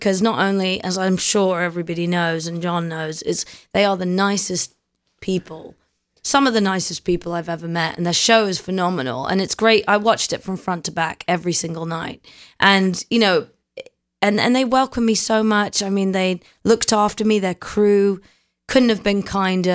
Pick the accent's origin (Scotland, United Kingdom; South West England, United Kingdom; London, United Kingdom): London, United Kingdom; moved away; also born or lived in New Zealand; I was born in London in a place called Kingston-upon-Thames, which sounds very regal